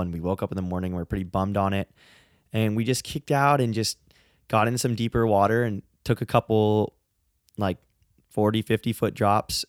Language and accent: English; San Francisco, California, United States; I grew up in San Francisco